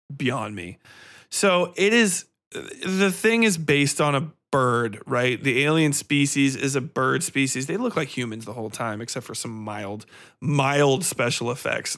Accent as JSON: {"language": "English", "country": "United States", "tie": "born or raised there", "said": "I was raised in fucking suburbia. I'm American."}